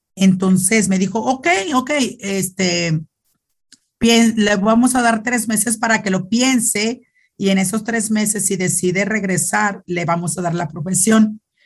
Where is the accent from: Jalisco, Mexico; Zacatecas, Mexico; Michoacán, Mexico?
Zacatecas, Mexico; Loreto; also born or lived in León, Guanajuato; now in Nuevo Casas Grandes, Mexico; soy de Loreto, Zacatecas, un pueblito muy, muy bonito. Bueno, que puedo decir yo no, porque pues es mi pueblo